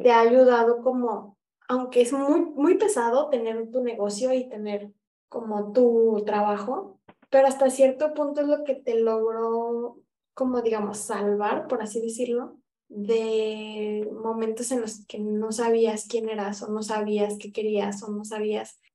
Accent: Guadalajara, Jalisco, Mexico; yo soy de Guadalajara

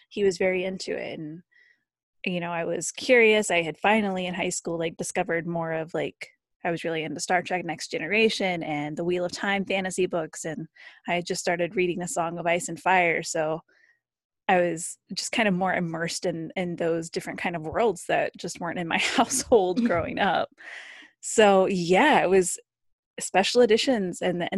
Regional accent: Ohio, United States; I'm from Ohio, kind of in the middle of the country. So it was a big deal to go to California.

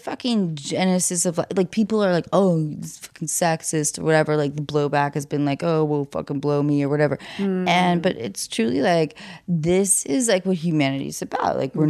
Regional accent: Phoenix, Arizona, United States; I'm from Phoenix, but now I live in Silicon South.

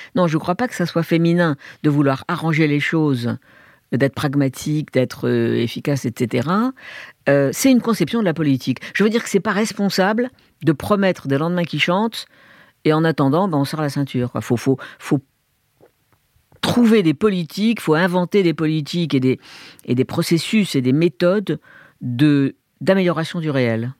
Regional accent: Algiers, Algiers Province, Algeria; moved away; also born or lived in Hong Kong / Beijing, China; Je suis né en 45 en Algérie. J'ai grandi avec la guerre d'Algérie dans une famille de gauche, de juifs de gauche à Alger

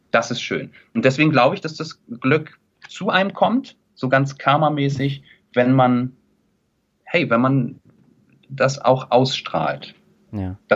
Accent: Kiel, Schleswig-Holstein, Germany; Und Kiel ist halt einfach meine Heimat. Ich bin da groß geworden, habe mir dann irgendwann auch mal die Frage gestellt, ob es in eine große Stadt geht, Hamburg, Berlin, München, und habe mich dagegen entschieden und es nie bereut.

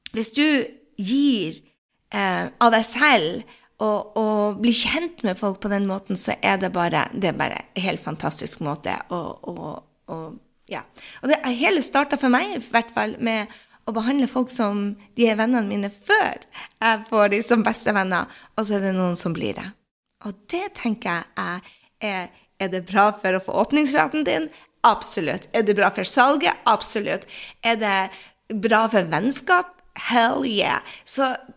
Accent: Norway; moved away

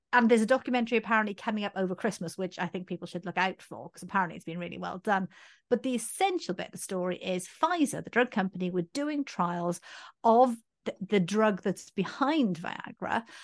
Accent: Swansea, Wales, United Kingdom; Swansea, which is actually my hometown

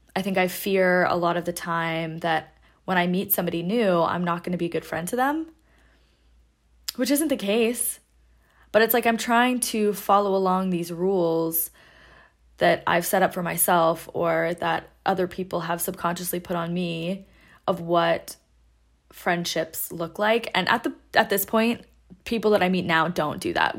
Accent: Seattle, Washington, United States; moved away as an adult; I grew up in Seattle, lived there for twenty-two years, went to high school and college there

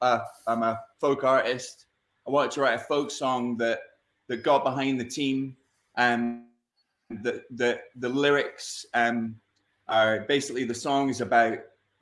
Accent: Scotland, United Kingdom; as a Scot

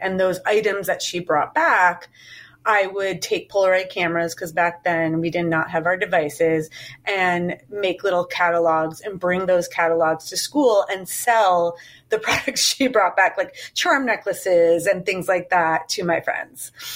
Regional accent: Chicago, Illinois, United States; moved away as an adult; now in New York, United States; I'm from Chicago and moved to New York in 1999

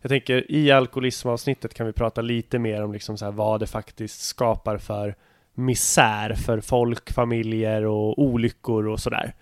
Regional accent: Nyköping, Södermanland, Sweden; moved away; min hemstad Nyköping

